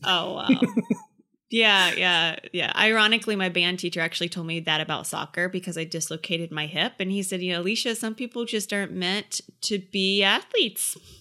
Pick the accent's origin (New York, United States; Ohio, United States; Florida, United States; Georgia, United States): Georgia, United States; Effingham; I grew up in a podunk country town called Effingham, Georgia